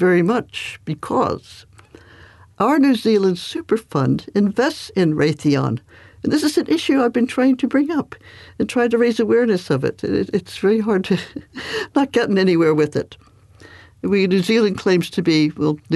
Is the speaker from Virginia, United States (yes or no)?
yes; Alexandria, Virginia, United States; I grew up in Alexandria